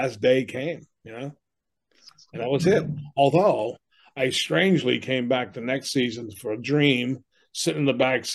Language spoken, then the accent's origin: English; Boston, Massachusetts, United States; now in Amherst, New Hampshire, United States; I grew up in Boston as a younger person